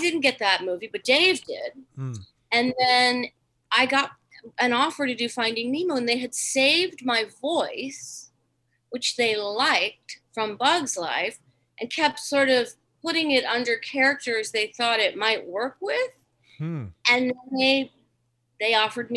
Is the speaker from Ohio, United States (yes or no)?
yes; Ohio, United States; moved away; I'm from Ohio.